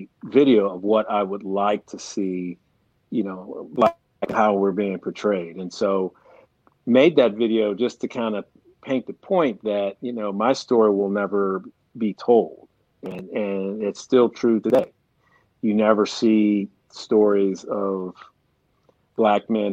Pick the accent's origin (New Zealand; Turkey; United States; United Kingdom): United States; Pittsburgh, Pennsylvania; born and raised in Pittsburgh, Pennsylvania. Lived here all my life, grew up in East Liberty, Peabody High School